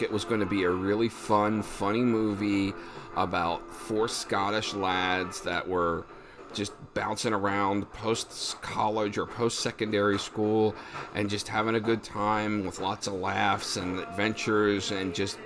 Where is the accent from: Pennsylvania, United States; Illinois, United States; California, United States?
Pennsylvania, United States; we're all from Pennsylvania at some level